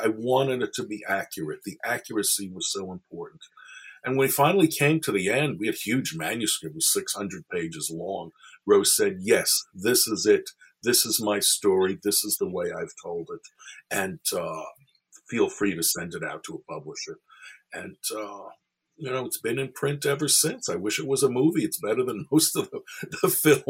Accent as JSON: {"language": "English", "town": "New York City", "region": "New York", "country": "United States", "tie": "born or raised there", "said": "I'm a kid growing up in Brooklyn, New York"}